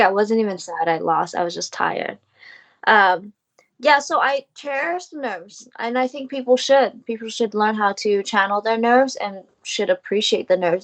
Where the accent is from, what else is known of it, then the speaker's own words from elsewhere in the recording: United States; I am Vietnamese American, living in America, soon to be uh, residing in Asia